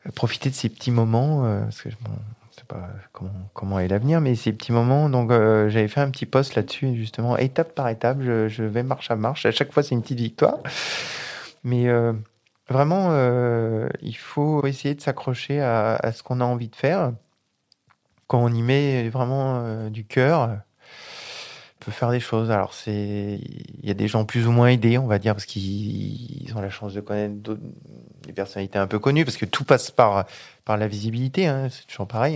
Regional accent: Grenoble, Auvergne-Rhône-Alpes, France; moved away as an adult; now in Vaucluse, France; Je suis pas originaire d'ici, je suis originaire de Grenoble, euh, entre Grenoble et Lyon, voilà, donc euh, isérois

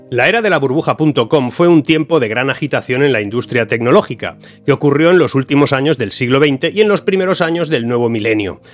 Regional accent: Spain; mi país

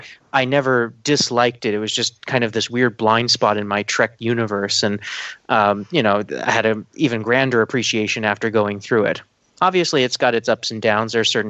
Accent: Ireland; I've always called him Cole Meany my entire life, but I'm Irish

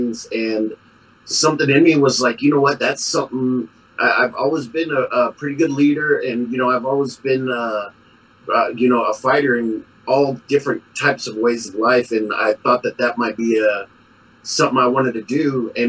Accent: San Antonio, Texas, United States; now in Colorado Springs, United States; Born and raised in San Antonio

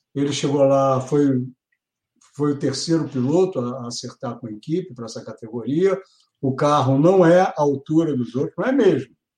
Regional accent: Brazil; como brasileiro

